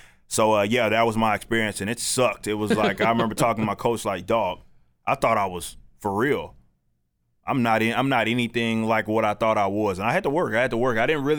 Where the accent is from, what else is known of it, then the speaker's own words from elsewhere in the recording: Dallas, Texas, United States; I'm from South Dallas